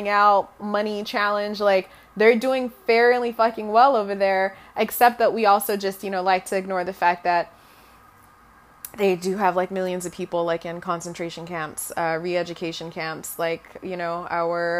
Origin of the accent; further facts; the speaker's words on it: Zambia; first language Bemba; English is a second language; now in United States; When I was growing up, you normally grew up, like, trilingual. So we were colonized by the British. So once again, I knew English, my native language, which was Bemba